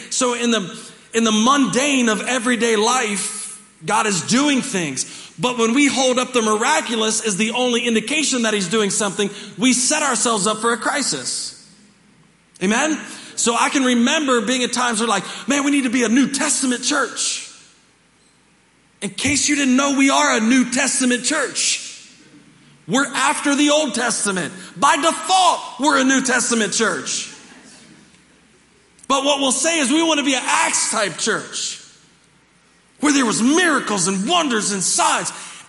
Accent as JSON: {"language": "English", "town": "Dover", "region": "Delaware", "country": "United States", "tie": "born there", "said": "I was born in Dover, Delaware, and in an Air Force base"}